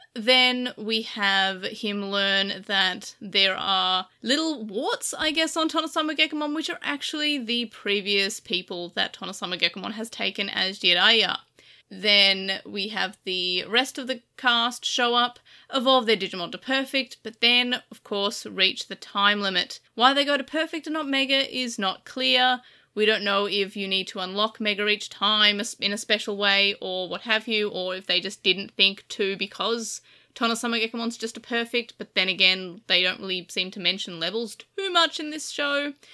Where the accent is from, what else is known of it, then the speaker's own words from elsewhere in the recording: Australia; I am Australian